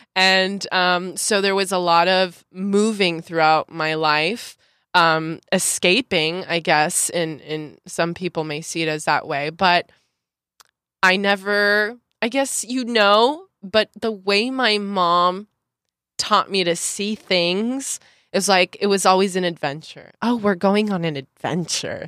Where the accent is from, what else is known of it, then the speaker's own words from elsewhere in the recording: Santa Clarita, California, United States; moved away as an adult; also born or lived in Los Angeles / Mexico City / Puerto Vallarta / Tulum; I was born in Los Angeles, in the Women's Hospital of Los Angeles, um, and grew up in Santa Clarita Valley